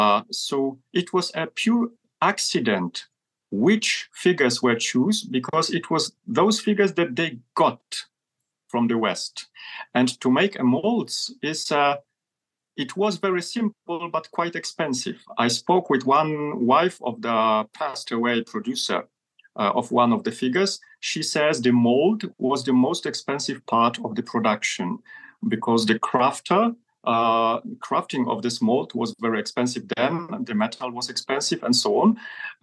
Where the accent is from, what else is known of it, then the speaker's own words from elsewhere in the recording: Poland; English is a second language; I grew up in Poland